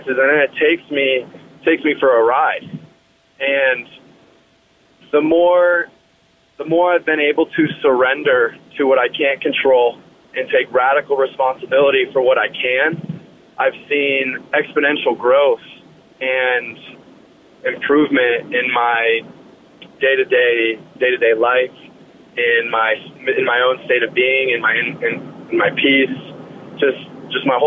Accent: Colorado Springs, Colorado, United States; I grew up in Colorado Springs, up north

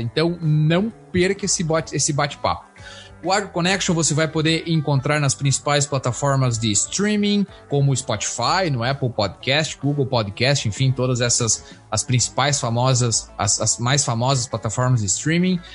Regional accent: Panambi, Rio Grande do Sul, Brazil; also born or lived in Palmeira das Missões / Frederico Westphalen / Santa Maria; now in Kansas, United States; eu sou natural de Panambi, no Rio Grande do Sul

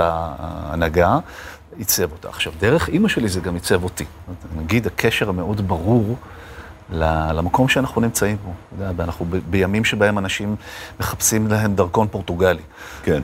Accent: Jerusalem, Jerusalem District, Israel; נולדתי בירושלים

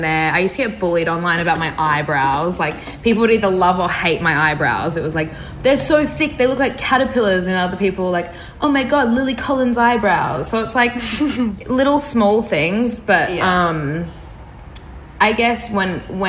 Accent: Brisbane, Queensland, Australia; I growing up in Brisbane

